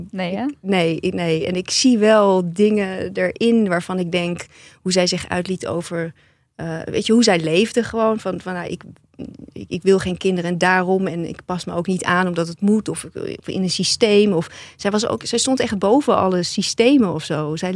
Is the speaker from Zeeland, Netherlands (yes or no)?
yes; Zeeland, Netherlands; Ik kom uit Zeeland en eh, ik heb, ja, dank voor je boek